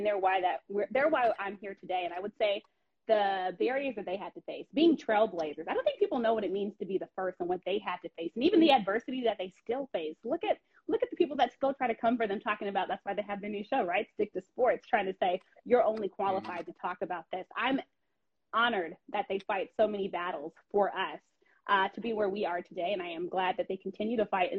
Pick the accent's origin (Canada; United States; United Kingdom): United States; Washington, District of Columbia; knowing the DC landscape, being from this area, no one knows this area like me then. This is my hometown.